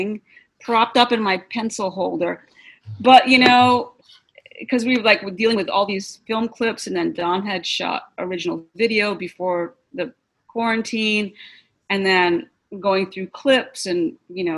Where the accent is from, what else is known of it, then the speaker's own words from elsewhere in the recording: Boston, Massachusetts, United States; moved away; I was from Boston